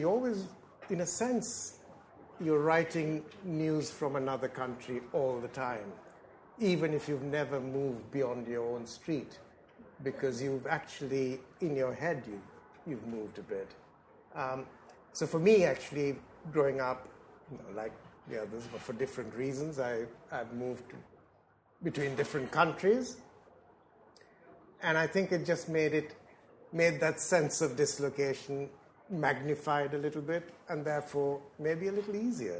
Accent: Philippines; moved away as an adult; now in England, United Kingdom; when I came to London, when I came to England to live, I came from the Philippines. And I came from a country which was very, very unusual in Asia. It was regarded then as an English-speaking country.

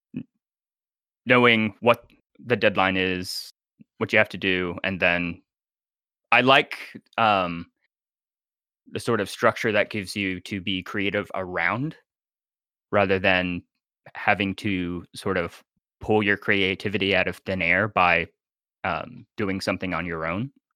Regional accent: Nashville, Tennessee, United States; I am from Nashville, Tennessee

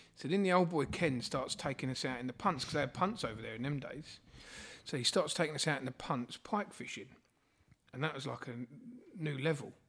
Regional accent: Borehamwood, East of England, United Kingdom; I grew up in Borehamwood

